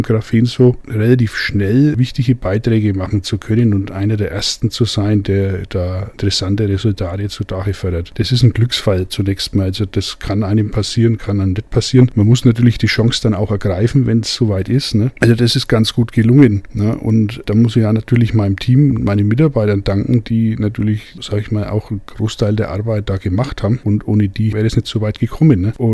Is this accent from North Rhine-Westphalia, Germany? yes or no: no; Bavaria, Germany; Also in Mittelfranken, wo ich herkomme, äh, da sind die Bratwürste eher grob von der Fleischkonsistenz